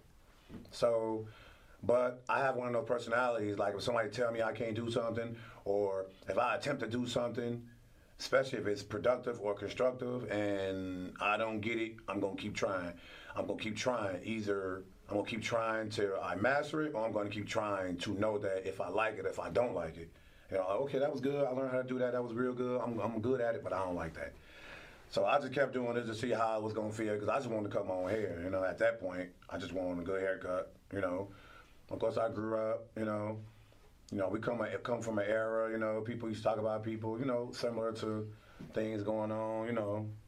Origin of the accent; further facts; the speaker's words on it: Chicago, Illinois, United States; I'm from Douglas Park, North Lawndale, west side of Chicago. I grew up 3221, 13th from Troy